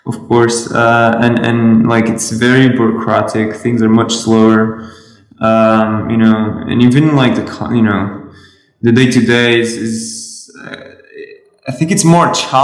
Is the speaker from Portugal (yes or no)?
yes; Lisbon, Portugal; I'm from Portugal. It's a little nice country next to Spain.